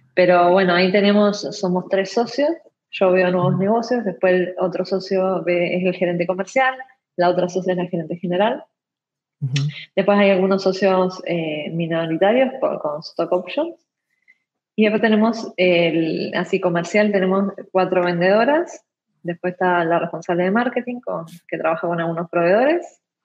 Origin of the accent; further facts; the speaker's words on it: Uruguay; yo soy uruguaya, estudié en Uruguay